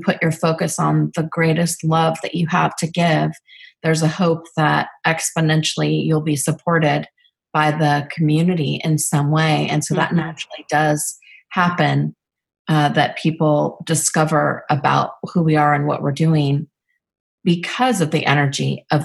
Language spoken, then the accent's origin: English; Northern California, United States; living and growing up in Northern California